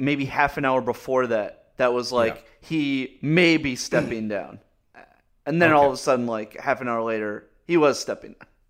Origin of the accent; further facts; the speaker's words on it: New England, United States; I grew up in New England.